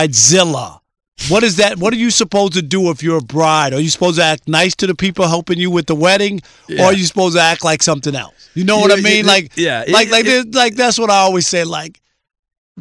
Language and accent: English; New York City, New York, United States; I grew up in Queens